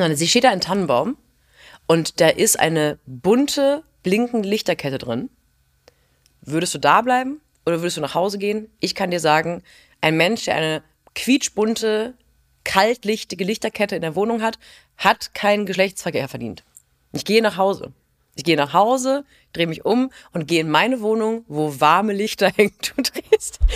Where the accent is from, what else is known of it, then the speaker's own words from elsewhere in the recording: Rhineland, Germany; ich bin auch Rheinländerin